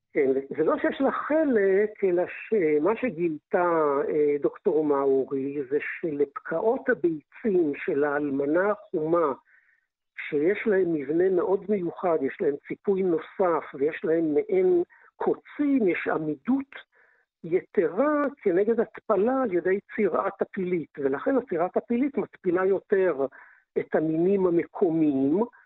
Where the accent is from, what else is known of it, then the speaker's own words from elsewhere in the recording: Israel; אנחנו כישראלים